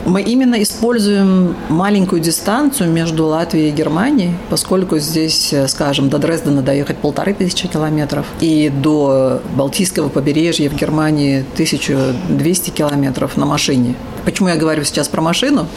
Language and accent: Russian; Ashgabat, Turkmenistan; moved away as an adult; also born or lived in Germany; now in Latvia; Я восточный человек, я родилась в Ашхабаде